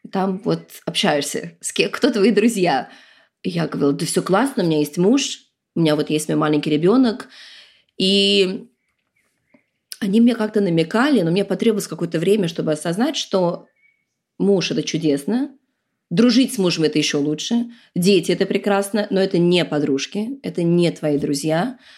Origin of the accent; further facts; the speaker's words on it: New York, United States; born there; also born or lived in Moscow / London; Я действительно родилась в Нью-Йорке. Мы там прожили пару лет, потом приехали в Москву.